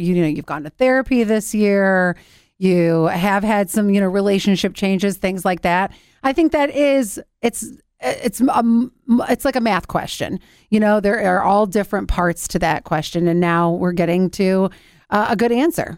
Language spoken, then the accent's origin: English; Cleveland, Ohio, United States; the house that it was filmed in is in my hometown